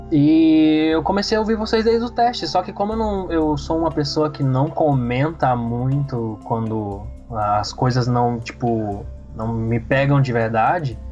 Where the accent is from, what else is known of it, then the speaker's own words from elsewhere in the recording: São Luís, Maranhão, Brazil; now in Porto Alegre, Brazil; Eu sou do, de São Luís do Maranhão, mas vivo em Porto Alegre, Rio Grande do Sul